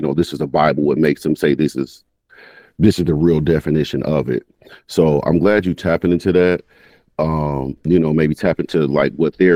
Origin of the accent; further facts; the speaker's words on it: Milwaukee, Wisconsin, United States; now in Madison, United States; I grew up, born and raised in Milwaukee